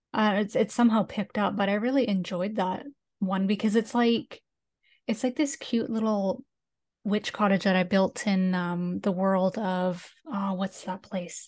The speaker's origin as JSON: {"language": "English", "country": "Canada", "accent": "Canadian"}